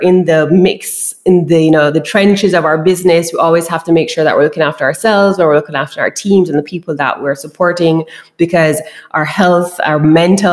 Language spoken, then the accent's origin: English; Kingston, Jamaica; I am from Kingston, Jamaica. So that's a part of the island that I'm from and I grew up in.